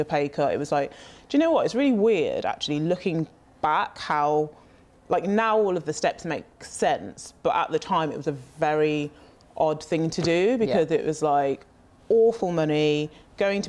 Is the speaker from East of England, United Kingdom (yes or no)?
no; Birmingham, West Midlands, United Kingdom; moved away; also born or lived in Lagos, Nigeria / London; I was born in Lagos, excuse me. I grew up in Birmingham